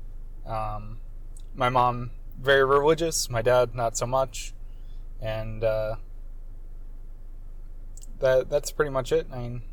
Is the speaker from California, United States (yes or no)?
no; Central Florida, United States; I'm from a very small town in Central Florida called Dunawan